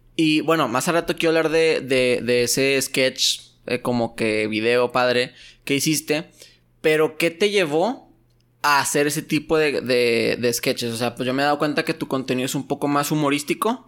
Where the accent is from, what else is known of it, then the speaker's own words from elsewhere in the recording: Mexico; moved away as an adult; also born or lived in Torreón, Coahuila / United States; siendo mexicano